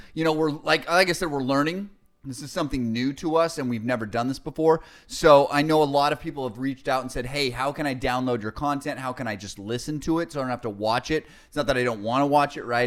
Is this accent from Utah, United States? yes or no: yes; Salt Lake City, Utah, United States; now in California, United States; I remember growing up in Salt Lake City